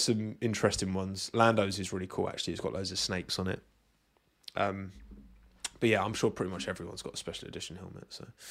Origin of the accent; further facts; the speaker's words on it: United Kingdom; I'm British.